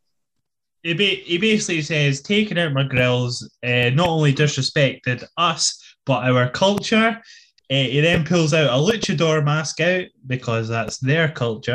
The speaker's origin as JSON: {"language": "English", "country": "United Kingdom", "said": "I'm British"}